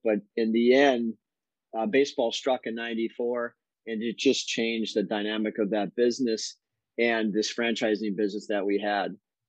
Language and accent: English; Menomonee Falls, Wisconsin, United States; moved away as an adult; also born or lived in Northern Virginia; So I'm from Wisconsin, grew up in Menominee Falls.